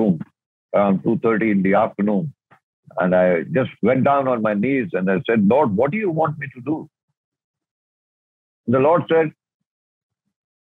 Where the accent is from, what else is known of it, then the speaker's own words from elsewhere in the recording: India; I am an Indian